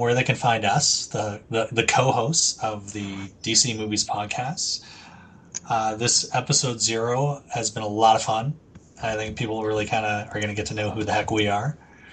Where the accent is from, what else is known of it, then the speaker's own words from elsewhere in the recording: Calgary, Alberta, Canada; I'm Canadian from Calgary, and damn proud of it